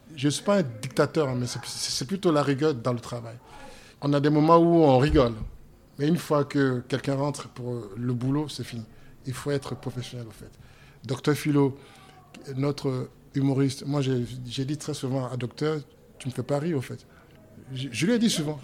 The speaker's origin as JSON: {"language": "French", "town": "Yaou", "region": "Comoé", "country": "Côte d’Ivoire", "tie": "born or raised there", "moved": "yes", "said": "je suis né euh, à Yaou exactement, et je suis abouré"}